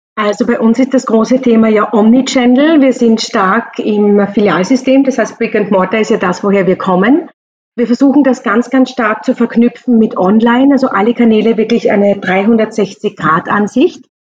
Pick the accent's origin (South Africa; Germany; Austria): Austria; bei uns in Österreich